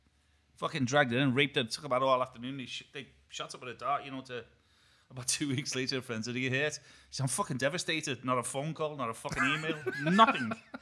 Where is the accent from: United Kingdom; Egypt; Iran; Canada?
United Kingdom; Liverpool, North West England; moved away; I was born in Mill Road Hospital about a mile from Anfield Football Ground.